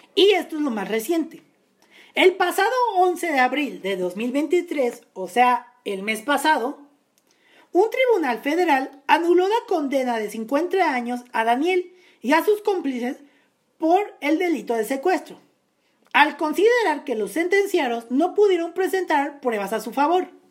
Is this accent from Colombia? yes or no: no; Naucalpan, State of Mexico, Mexico; municipio de Naucalpan, municipio de donde yo nací